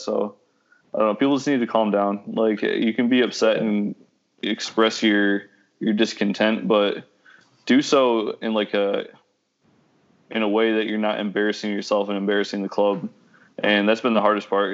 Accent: Midwest, United States; now in Orlando, United States; I'm like I'm like Midwesterner

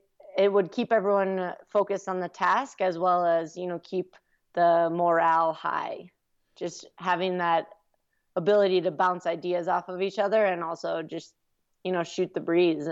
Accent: Minnesota, United States; I'm from Minnesota, so we I've experienced very cold weather.

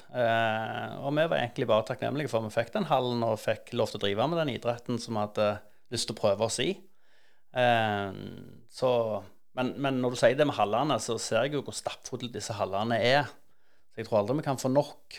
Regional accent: Stavanger, Rogaland, Norway; jeg vokste opp på Hundvåg

